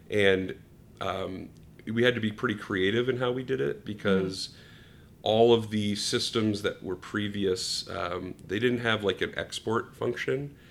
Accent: New Hampshire, United States; moved away as an adult; now in Chicago, United States; I was living in New Hampshire on okay. the East Coast, um, and then came out here for school

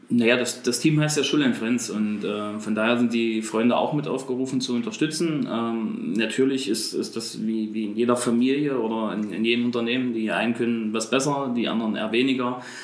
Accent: Bernburg, Saxony-Anhalt, Germany; bin beruflich als Einzelhandelskaufmann bei uns in Bernburg im Kaufland unterwegs

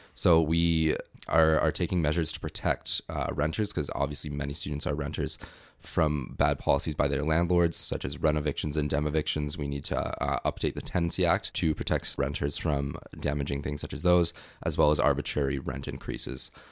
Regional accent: North Vancouver, British Columbia, Canada; moved away as an adult; now in Victoria, Canada; I'm originally from North Vancouver, just came to Victoria for school

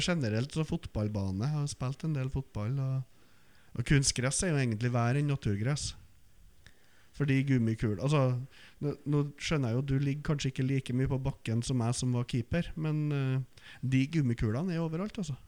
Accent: outside Trondheim, Trøndelag, Norway; jeg vokste opp utenfor Trondheim og spilte fotball på Løkka

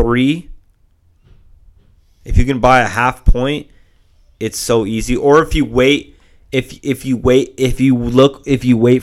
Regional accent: Long Beach, California, United States; we grew up in Long Beach, which is right next to LA.

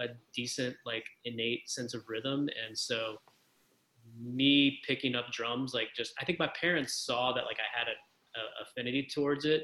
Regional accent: Baton Rouge, Louisiana, United States; I grew up, you know, I grew up in Baton Rouge, Louisiana, and I grew up on the outskirts of town

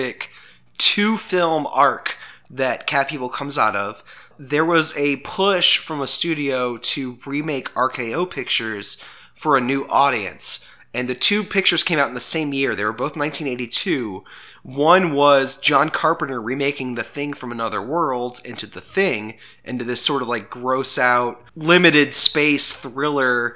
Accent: New Orleans, Louisiana, United States; also born or lived in Baton Rouge; There's a brief period where I moved away from New Orleans to go to Baton Rouge

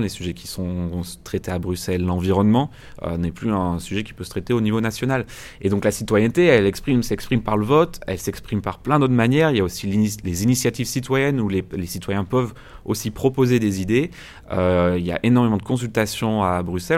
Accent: France; je suis français

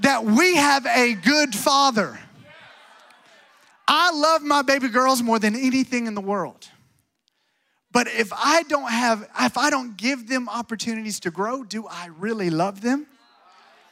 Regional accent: Alabama, United States; moved away; I'm from Alabama, so I was raised watching John Wayne

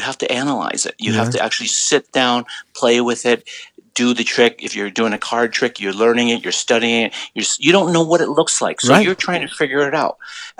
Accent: San Francisco, California, United States; I'm from San Francisco.

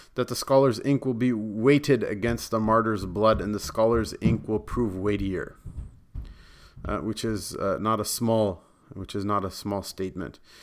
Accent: Punjab, Pakistan; Not only am I from Pakistan, but I'm also Punjabi, and I go, "I'm also Arain."

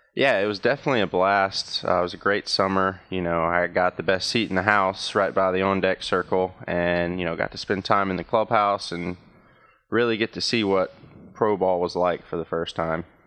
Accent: Danville, Virginia, United States; my hometown

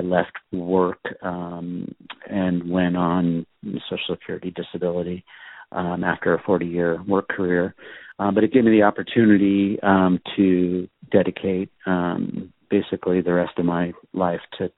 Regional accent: Southern California, United States; also born or lived in Telluride; I grew up in Southern California, so I was a skateboarder.

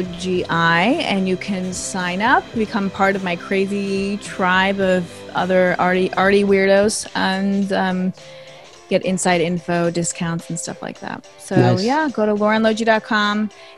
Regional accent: New York, United States; LA, not for me. I like New York. I'm a New Yorker.

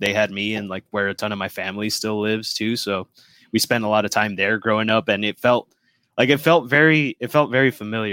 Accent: South Bay, Los Angeles, California, United States; we're just from the South Bay

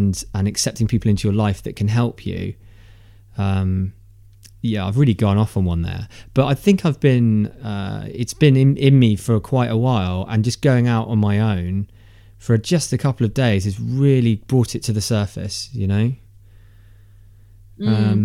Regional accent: United Kingdom; being British and male

